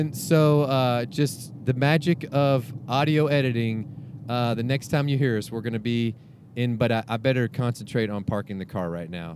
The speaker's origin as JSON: {"language": "English", "town": "Houston", "region": "Texas", "country": "United States", "said": "I'm, I'm from Houston, Houstonian"}